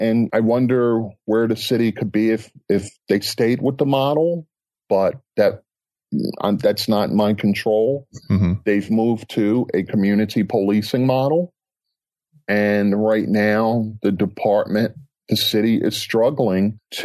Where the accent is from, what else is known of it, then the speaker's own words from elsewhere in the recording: Baltimore, Maryland, United States; I grew up in West Baltimore